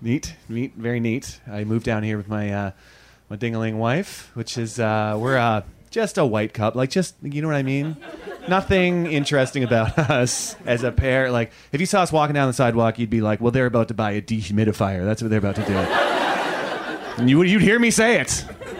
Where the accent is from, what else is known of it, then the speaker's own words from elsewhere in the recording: Canada; moved away as an adult; now in Los Angeles, United States; I've almost been in LA for almost a year, which is, I moved here from Canada about a year ago.